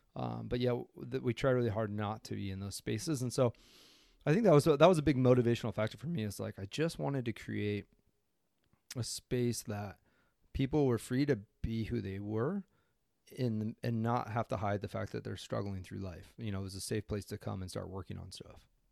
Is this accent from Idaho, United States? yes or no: yes; Coeur d'Alene, Idaho, United States; moved away as an adult; also born or lived in Boys Town, Nebraska; now in Maui, United States; grew up in Coeur d'Alene, Idaho, and currently live in Maui, Hawaii